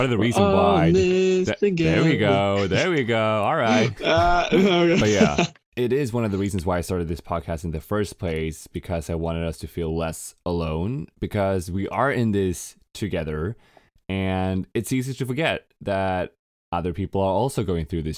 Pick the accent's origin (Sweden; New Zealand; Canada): Sweden; moved away as an adult; also born or lived in Los Angeles, United States; I moved back to Sweden from Los Angeles